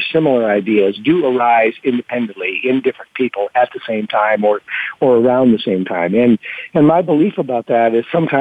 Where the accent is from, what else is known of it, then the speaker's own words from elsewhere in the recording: Rockford, Illinois, United States; the Performing Arts Center of my hometown, which is Rockford, Illinois.